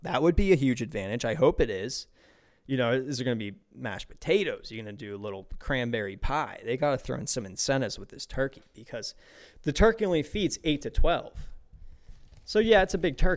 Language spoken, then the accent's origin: English; Pittsburgh, Pennsylvania, United States; growing up in Pittsburgh